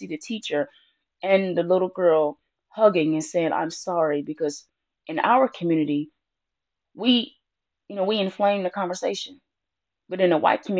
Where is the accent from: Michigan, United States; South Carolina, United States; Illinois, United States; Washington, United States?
Michigan, United States; Detroit; our black schools in my hometown in Detroit